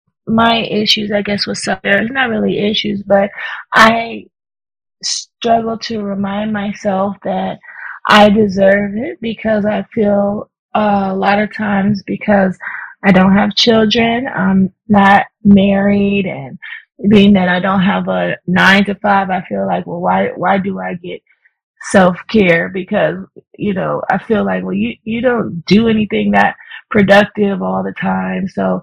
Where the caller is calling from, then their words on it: Cerritos, California, United States; also born or lived in Riverside, California; I'm calling from Cerritos, California.